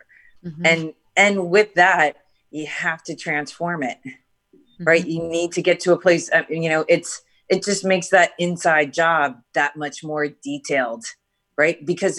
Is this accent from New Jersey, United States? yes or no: yes; New Jersey, United States; moved away; I was raised in New Jersey